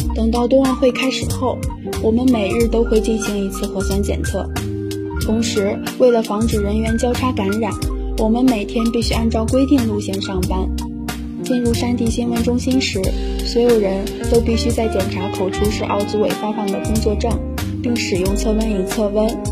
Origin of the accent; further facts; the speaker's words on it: Xingtai, Hebei, China; also born or lived in Langfang, Hebei; 我来自河北邢台，在我的家乡并没有大片大片的雪场